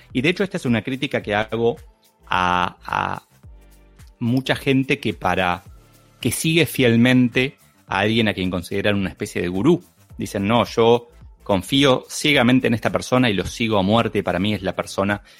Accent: Argentina; soy argentino, se me nota muchísimo

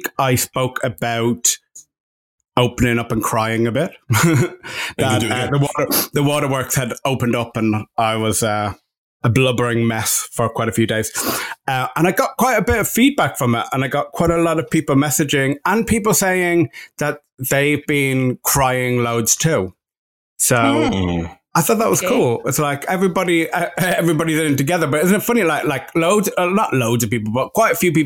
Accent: Ireland; now in Los Angeles, United States; I'm the Irishman

